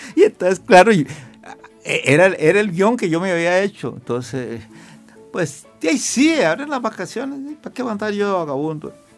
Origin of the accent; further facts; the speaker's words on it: Alajuela, Costa Rica; Yo nací en, en el barrio del Carmen de Alajuela.